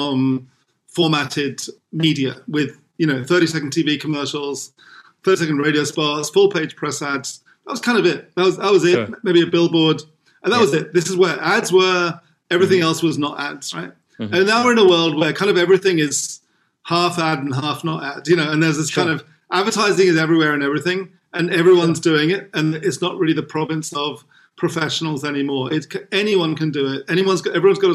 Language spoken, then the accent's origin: English; England, United Kingdom; moved away as an adult; now in Philippines; I grew up in England